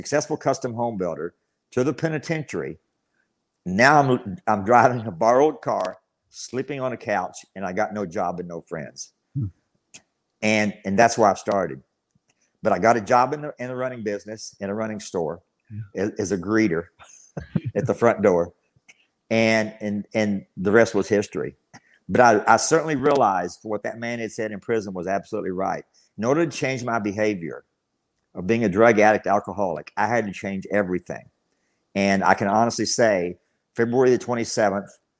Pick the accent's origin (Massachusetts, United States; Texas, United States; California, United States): Texas, United States; Abilene; I've spent all my life in Abilene, Texas